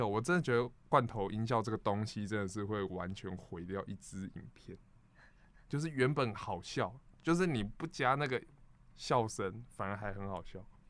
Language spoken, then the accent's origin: Chinese; United States; Chinese is a second language; I'm from America. OK